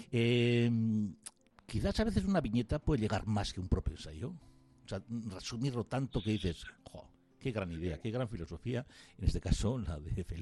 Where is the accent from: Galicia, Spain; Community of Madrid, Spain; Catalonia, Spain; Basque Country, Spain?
Basque Country, Spain; yo soy cerca de Arnica pero bueno, de Arratia